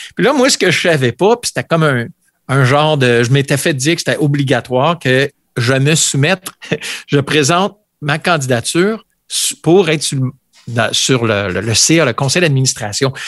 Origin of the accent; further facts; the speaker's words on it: Ontario, Canada; on est franco-ontarien